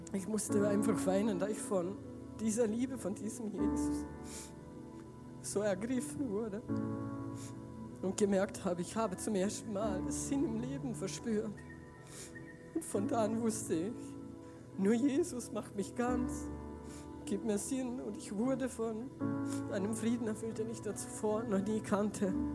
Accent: Feldkirch, Vorarlberg, Austria; ich komme aus Feldkirch, aus Giesingen

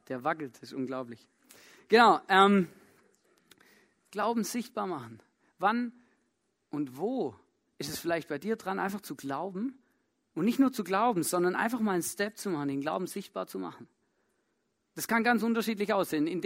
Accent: Germany; moved away; ich komme ja ursprünglich aus Deutschland, vielleicht hört das auch.

